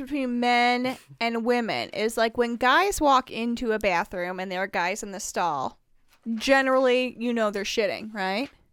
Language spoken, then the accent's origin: English; Indiana, United States; accent: Wisconsin; also born or lived in Wisconsin; I say, "Indiana."